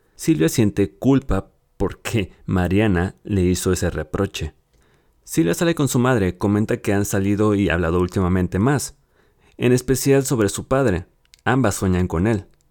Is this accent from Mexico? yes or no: yes; Mexico; aquí en mi país, México.